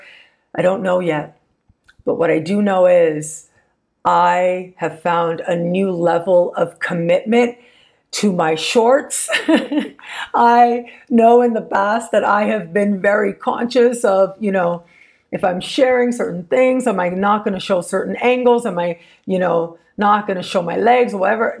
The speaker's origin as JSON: {"language": "English", "country": "Canada", "said": "being Canadian"}